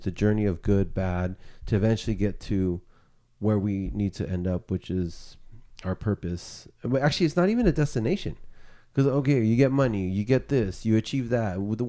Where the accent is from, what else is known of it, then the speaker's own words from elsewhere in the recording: United States; you know, I'm Mexican American, right? My father is from Mexico. Our ancestors are Native American, right?